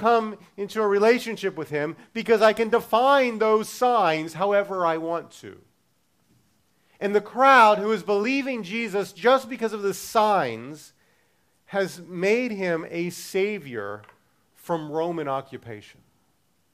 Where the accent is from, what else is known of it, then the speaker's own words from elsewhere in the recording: Baltimore, Maryland, United States; I'm from Baltimore